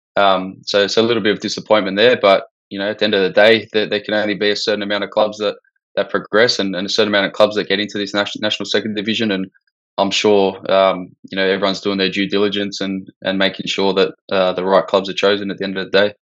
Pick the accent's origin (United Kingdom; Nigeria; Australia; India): Australia; as an Aussie